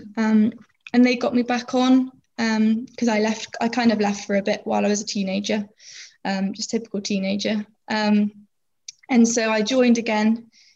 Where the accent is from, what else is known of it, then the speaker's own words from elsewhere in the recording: Plymouth, South West England, United Kingdom; I'm 22 years old and I'm from Plymouth